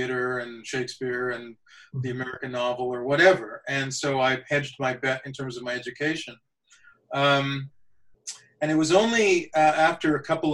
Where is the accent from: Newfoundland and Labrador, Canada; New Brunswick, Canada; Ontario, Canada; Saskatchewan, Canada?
Saskatchewan, Canada; Saskatoon; also born or lived in India; My family came to Canada when I was a year old. So I didn't have to learn a new culture. Growing up in Canada, being Canadian was my culture.